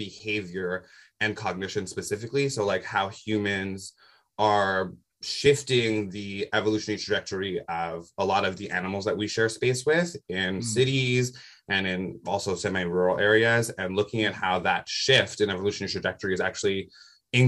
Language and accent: English; Toronto, Ontario, Canada; now in Vancouver, Canada; I was born in Toronto, Ontario, and then I moved to Vancouver, where I'm calling from y'all now